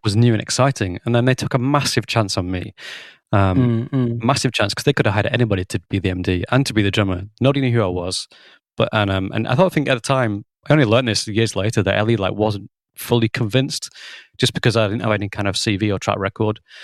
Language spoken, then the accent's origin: English; Lancashire, North West England, United Kingdom; also born or lived in Guildford, Surrey / Bristol; I'm from Lancashire, and I studied A level music